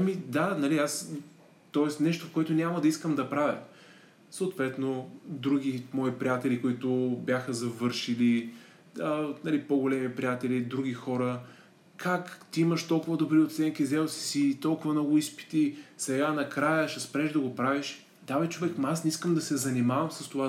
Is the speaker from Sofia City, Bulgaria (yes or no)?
no; Plovdiv, Plovdiv Province, Bulgaria; moved away as an adult; also born or lived in Germany; завърших английската гимназия в Плодив